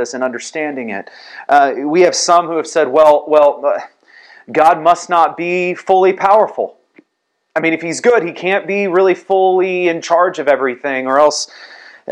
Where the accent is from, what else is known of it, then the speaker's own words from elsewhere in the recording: San Antonio, Texas, United States; growing up in San Antonio